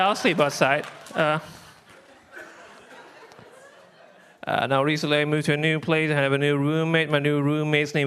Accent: Libya; moved away; I'm from Libya originally, that's where I'm from.

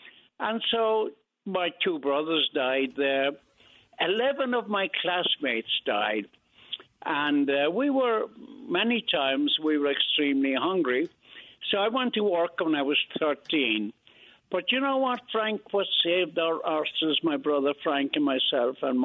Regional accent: Ireland; also born or lived in Brooklyn, New York, United States; now in New York, United States; I was born in Brooklyn in Greenpoint Hospital in 1931, and I was taken to Ireland when I was three, and that's where I grew up

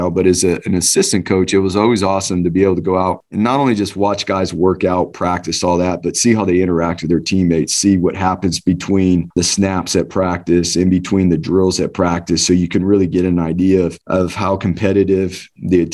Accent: Southern California, United States; moved away as an adult; now in Boise, United States; growing up in Southern California

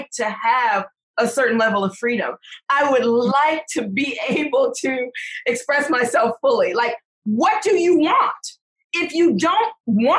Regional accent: Detroit, Michigan, United States; I'm from Detroit.

